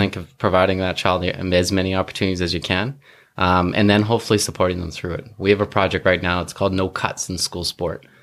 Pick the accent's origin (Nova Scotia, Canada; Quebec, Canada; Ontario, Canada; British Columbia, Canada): British Columbia, Canada; North Vancouver; I grew up in North Vancouver